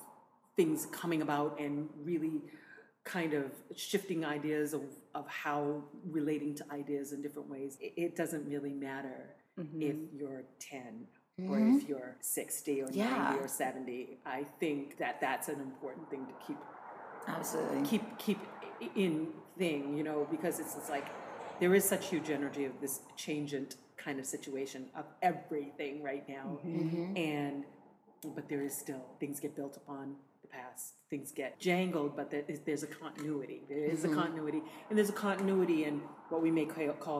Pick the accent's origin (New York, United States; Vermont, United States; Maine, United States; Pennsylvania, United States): Maine, United States; moved away; I'm from Maine originally, and there's a long and very deep New England history